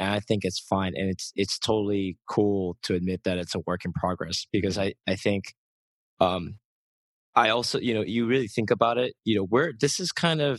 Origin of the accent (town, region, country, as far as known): United States; born or raised there; now in Seoul, South Korea